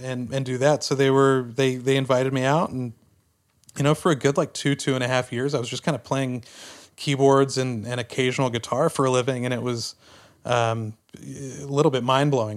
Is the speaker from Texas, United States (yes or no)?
yes; Tyler, Texas, United States; Growing up in Tyler, Texas, which was about a hundred miles east of Dallas